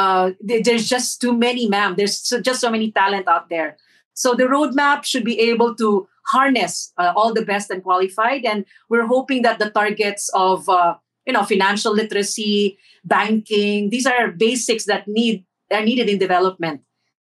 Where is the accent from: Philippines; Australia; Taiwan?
Philippines; Marawi, Lanao del Sur; also born or lived in Saudi Arabia; Well, growing up in Saudi, champagne in the parks, we would go to the parks near the waters, the Nile, this blue sea of Saudi. And in Marawi, ma'am, it's really going into a mosque and being with the community